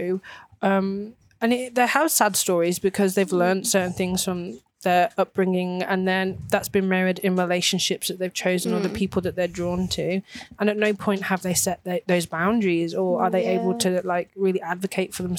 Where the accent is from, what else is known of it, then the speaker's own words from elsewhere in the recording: England, United Kingdom; now in Australia; I'm English